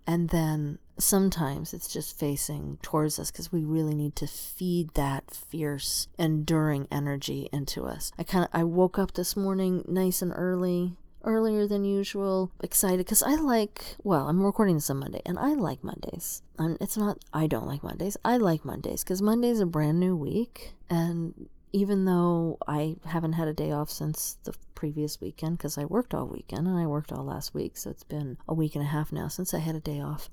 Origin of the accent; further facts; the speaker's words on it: Tucson, Arizona, United States; I'm from the Southwest. I'm from Tucson, Arizona